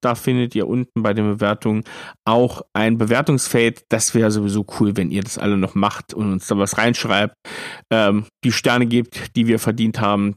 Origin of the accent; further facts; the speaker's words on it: Thuringia, Germany; ich bin Thüringer